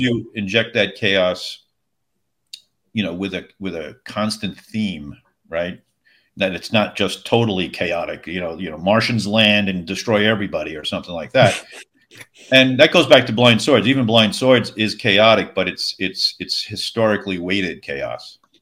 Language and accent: English; Long Island, New York, United States; now in Tennessee, United States; I'm originally from Long Island.